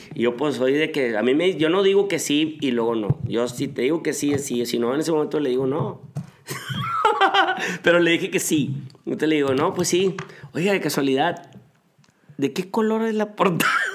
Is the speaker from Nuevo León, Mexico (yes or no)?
yes; Monterrey, Nuevo León, Mexico; moved away as an adult; now in Atlanta, United States; vengo de Monterrey